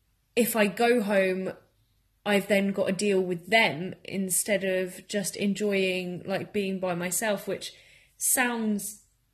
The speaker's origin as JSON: {"language": "English", "town": "Margate", "region": "South East England", "country": "United Kingdom", "moved": "yes", "lives_now": "Bournemouth, United Kingdom", "said": "I also live in Bournemouth and I'm from Margate"}